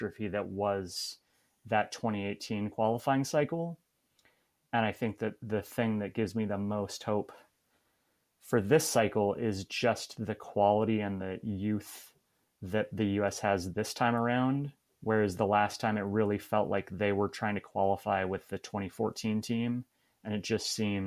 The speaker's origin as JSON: {"language": "English", "town": "Portland", "region": "Oregon", "country": "United States", "also_born_or_lived": "Arizona", "moved": "yes", "lives_now": "Minneapolis, United States", "said": "I'm also from Portland, Oregon originally, so I'm a big Portland Timbers fan"}